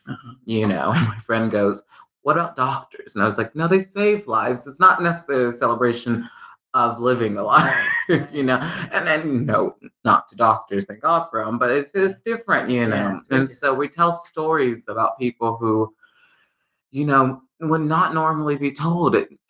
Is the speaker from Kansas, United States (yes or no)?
yes; Kansas, United States; moved away as an adult; also born or lived in New York / Los Angeles; I came from Kansas, went to NYU, went